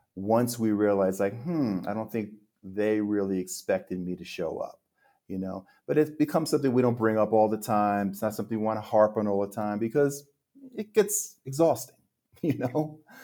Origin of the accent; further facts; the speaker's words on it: central New Jersey, United States; moved away as an adult; also born or lived in Manhattan, New York City / Queens, New York City / New York metropolitan area / Park City, Utah; now in Mexico; born in Manhattan, I was raised in Queens, so I was about five, and then we moved to central New Jersey. So we moved to a real suburban area there